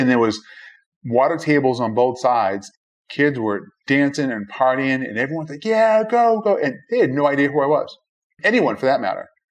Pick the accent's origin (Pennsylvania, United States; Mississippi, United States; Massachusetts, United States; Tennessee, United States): Massachusetts, United States; Boston; I was born and raised in Brighton, which is Five oh, wow. miles away.